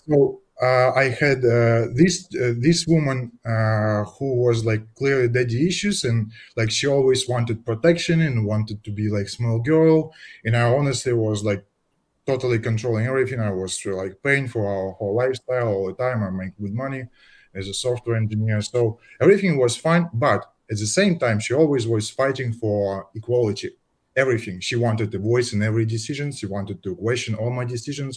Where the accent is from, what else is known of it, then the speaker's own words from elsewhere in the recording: Russia; moved away as an adult; now in Netherlands; we are from Russia. Both, uh, we moved together to Netherlands